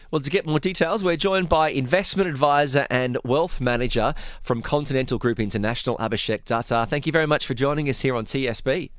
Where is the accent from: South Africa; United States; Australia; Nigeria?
Australia; I'm Australian